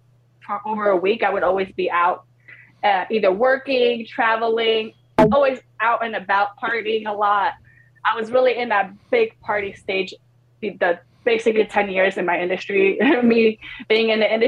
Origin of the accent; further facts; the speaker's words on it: New York, United States; also born or lived in Poland; I grew up in New York. Yeah. But I was born in Poland.